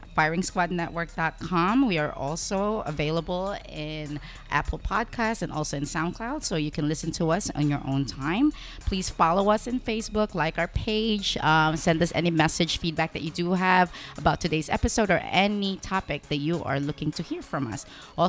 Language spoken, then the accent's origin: English; Philippines; You have, and I'm coming from the Philippines.